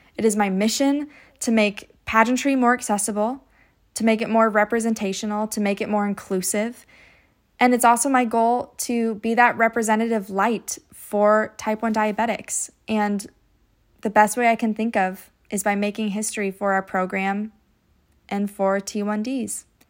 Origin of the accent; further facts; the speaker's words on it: United States; my hometown competition, I would earn the title of Junior Miss Scott County